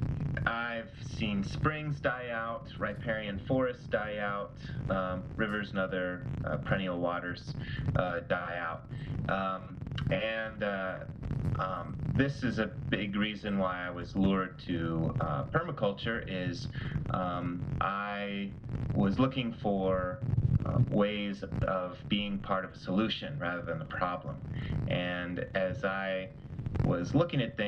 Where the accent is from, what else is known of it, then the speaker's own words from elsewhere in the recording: Tucson, Arizona, United States; I grew up in the Southwest in Tucson, Arizona, dry land city